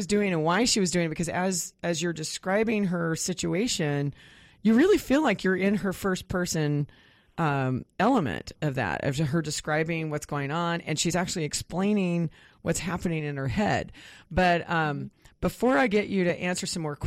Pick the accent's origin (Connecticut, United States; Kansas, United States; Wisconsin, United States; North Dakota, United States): Kansas, United States; moved away; I grew up in Kansas, which, of course, no mountains.